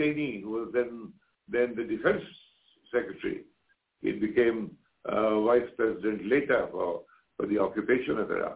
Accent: India; I'm an Indian journalist.

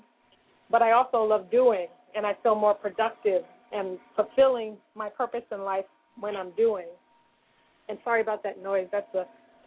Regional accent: Newark, New Jersey, United States; I grew up in Newark, New Jersey

